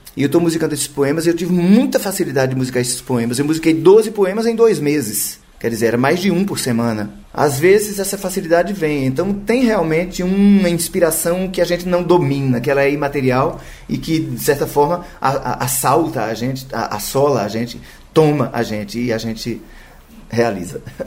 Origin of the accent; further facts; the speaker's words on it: Campina Grande, Paraíba, Brazil; moved away as an adult; now in Rio de Janeiro, Brazil; Campina Grande é uma cidade muito atrevida, a cidade onde eu nasci, né? No interior da Paraíba